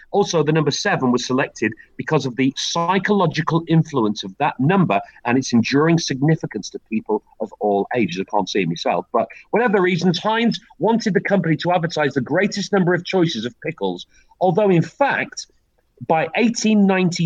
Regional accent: Wigan, North West England, United Kingdom; moved away; The town that I grew up in, Wigan, has a massive, massive factory

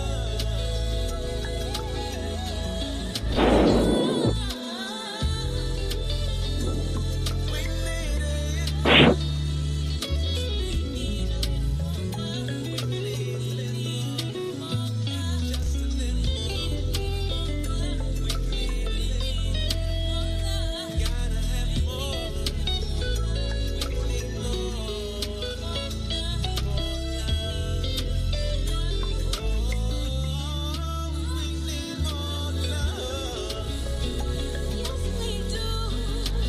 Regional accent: Washington, District of Columbia, United States; when they come from my hometown, that's a plus plus

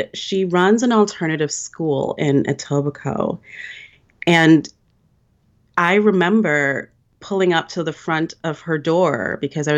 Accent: Jamaica; we're both from Jamaica

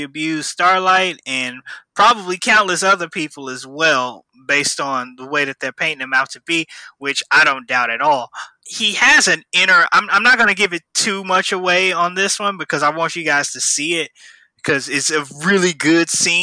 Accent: Midwest, United States; I'm from the Midwest

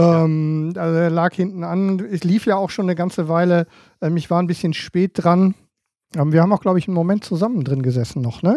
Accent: Emden, Lower Saxony, Germany; ich als, ähm, als Emder

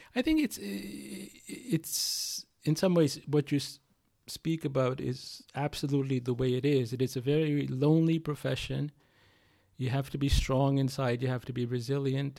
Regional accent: India; also born or lived in United States; now in California, United States; being an Indian

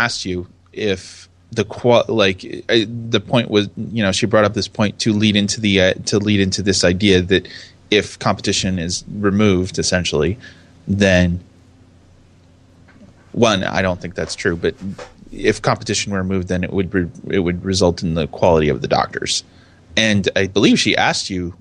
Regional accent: United States; me as an American

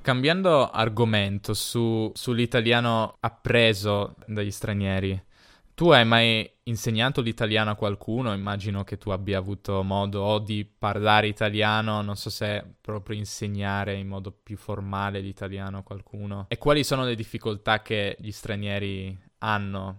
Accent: Italy; siamo entrambi italiani

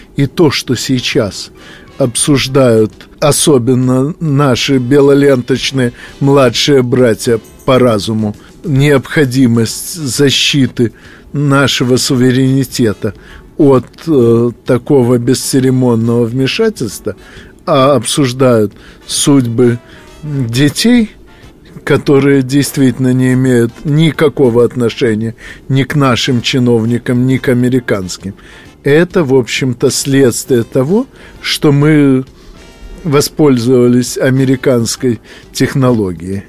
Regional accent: Ukraine; моя малая родина, Украина

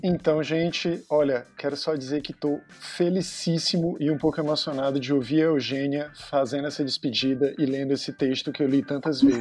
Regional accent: Fortaleza, Ceará, Brazil; somos cearenses, somos de Fortaleza

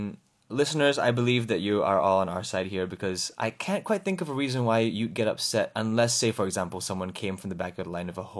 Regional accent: Singapore; And I feel like as a Singaporean, she would have been like, respect.

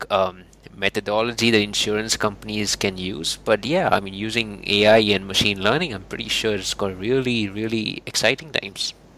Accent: India; moved away; I'm from India originally

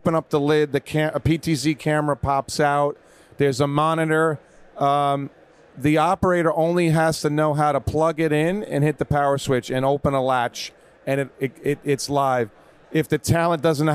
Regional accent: New York, United States; moved away as an adult; now in California, United States; So I grew up in New York

